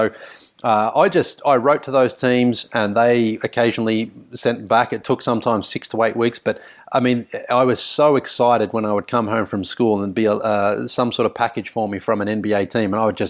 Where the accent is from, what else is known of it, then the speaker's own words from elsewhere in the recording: Sunbury, Victoria, Australia; basketball itself as a sport was quite big, I felt, growing up in Sunbury, certainly, and in Victoria